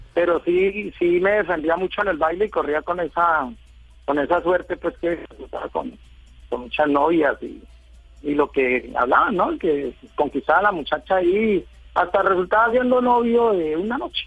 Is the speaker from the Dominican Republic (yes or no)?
no; Villavicencio, Meta, Colombia; Yo, yo soy de Villavicencio, vivo en Villavicencio hace mucho tiempo ya.